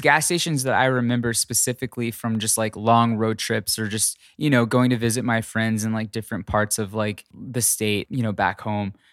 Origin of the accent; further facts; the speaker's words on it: Texas, United States; now in California, United States; I am from Texas, and I do miss a flour tortilla living in, um, living in California.